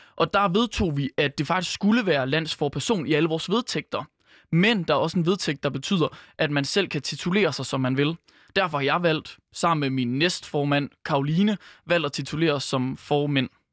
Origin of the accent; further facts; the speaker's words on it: Skjern, Central Denmark Region, Denmark; moved away; den lille vestjyske by, hvor jeg for eksempel er fra, der er Skjern på 7.500 indbyggere